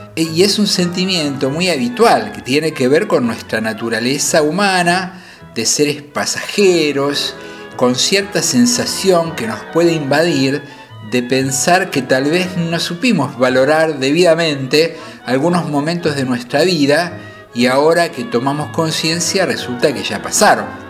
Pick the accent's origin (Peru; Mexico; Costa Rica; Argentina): Argentina; Buenos Aires; yo nací en Parque Patricios, entre Parque Patricios y Pompeya